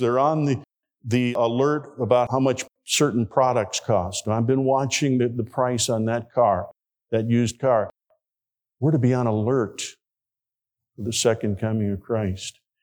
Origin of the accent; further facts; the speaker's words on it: Hammond, Indiana, United States; my home church, where I grew up in Hammond, Indiana